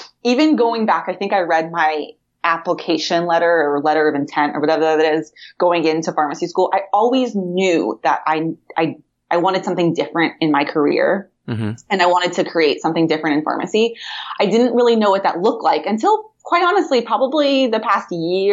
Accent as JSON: {"language": "English", "town": "Huntington Beach", "region": "California", "country": "United States", "tie": "born or raised there", "also_born_or_lived": "New York / Kentucky", "moved": "as an adult", "lives_now": "Sacramento, United States", "said": "I am born and raised in Huntington Beach. I went to Huntington Beach High School back in the day"}